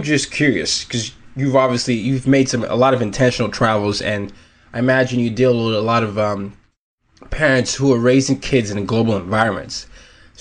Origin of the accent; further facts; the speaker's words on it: Nigeria; I'm Nigerian